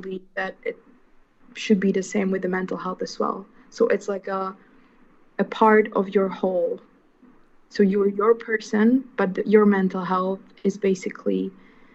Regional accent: Slovakia; moved away as an adult; also born or lived in The Hague, Netherlands; now in Milan, Italy; I am from Slovakia

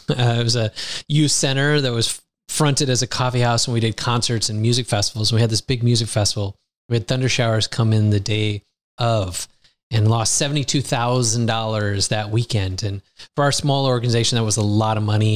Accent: United States; now in Lisbon, Portugal; I grew up in the United States

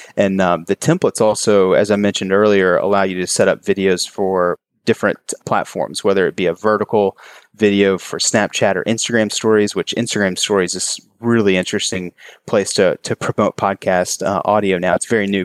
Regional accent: Kentucky, United States; moved away as an adult; now in Charleston, United States; I grew up in Kentucky and moved here after college

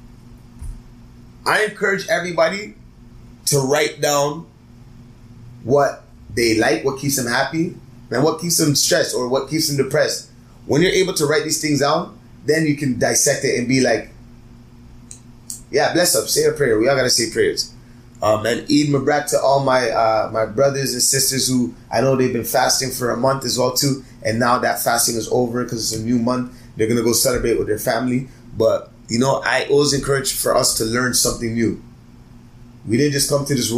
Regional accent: Toronto, Ontario, Canada; I'm from Toronto.

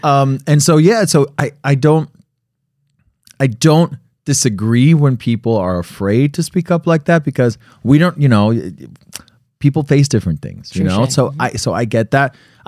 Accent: Colombia; now in United States; I speak Spanish and I speak English, yeah. Right? I represent both Latin America. I represent my home country, yeah. Right? And your kid's Nicaragua, yeah. Mine is Colombia.

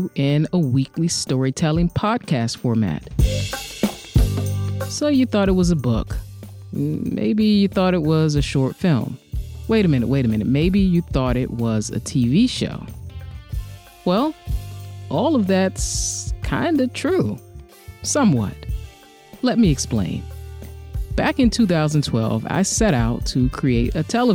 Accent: Washington, District of Columbia, United States; my hometown, Washington, D.C.

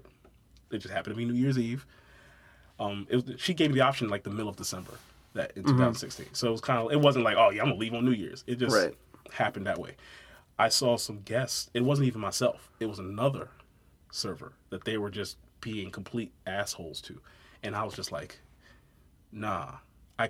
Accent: Brooklyn, New York, United States; also born or lived in St. Mary's County, Maryland; now in Waldorf, United States; I'm originally from Brooklyn. I've actually been living down in like St. Mary's County, though, since 99.

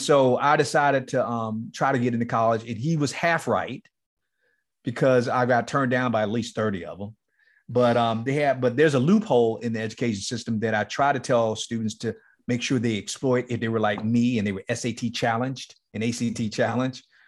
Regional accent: Miami, Florida, United States; moved away as an adult; Liberty City, the place where I grew up in Miami, It's called Liberty City.

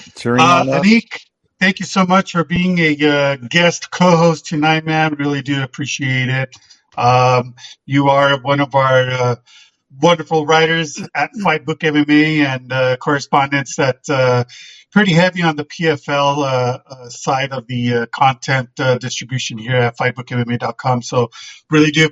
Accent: Albuquerque, New Mexico, United States; my hometown in Albuquerque

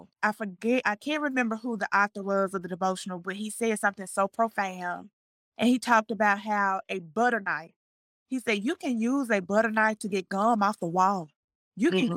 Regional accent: Jackson, Mississippi, United States; moved away as an adult; also born or lived in Hattiesburg, Mississippi / McComb, Mississippi; now in Martinez, Georgia, United States; I am from Jackson, Mississippi. I left Jackson, Mississippi

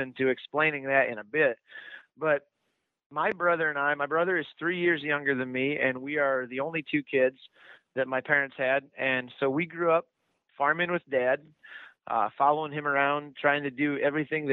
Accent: Iowa, United States; I went to the University of Iowa

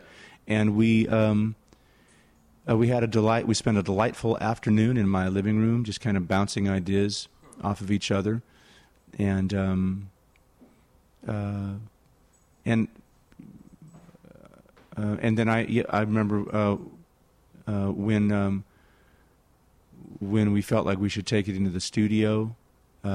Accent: San Jose, California, United States; I was playing in my hometown

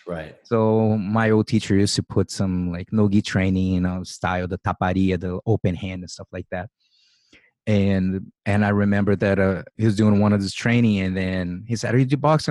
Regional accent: Brazil; moved away as an adult; I grew up in Brazil. I lived 24 years of my life there

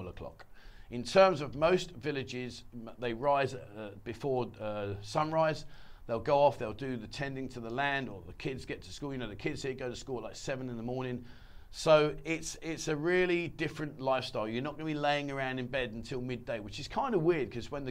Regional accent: England, United Kingdom; moved away as an adult; now in Pattaya, Thailand; I came from England

